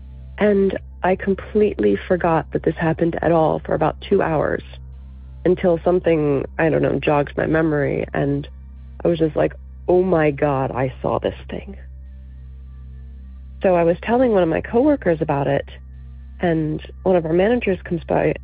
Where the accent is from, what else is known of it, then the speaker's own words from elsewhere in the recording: Virginia, United States; I'm from Virginia